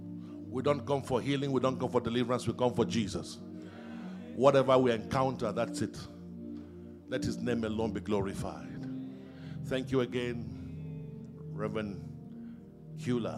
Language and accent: English; Nigeria; I grew up in Nigeria